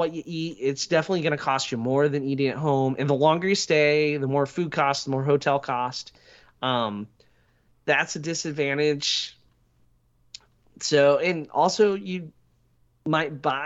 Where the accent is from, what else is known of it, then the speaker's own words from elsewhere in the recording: United States; we're Americans